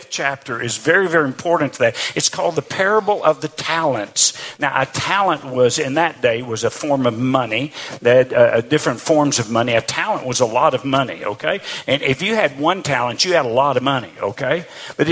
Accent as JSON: {"language": "English", "region": "Arkansas", "country": "United States", "tie": "born or raised there", "moved": "as an adult", "said": "I grew up in Arkansas. In fact, I actually lived in the same house my entire life till I got married after going to college"}